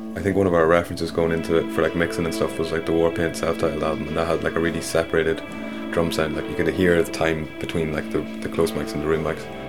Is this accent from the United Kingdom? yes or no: no; Dundalk, Leinster, Ireland; I'm from Dundalk.